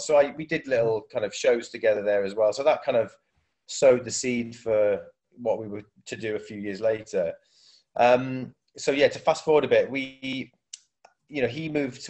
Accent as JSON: {"language": "English", "region": "South Wales", "country": "United Kingdom", "also_born_or_lived": "Manchester", "moved": "as an adult", "said": "I'm from South Wales and I moved up to Manchester uh, as a student"}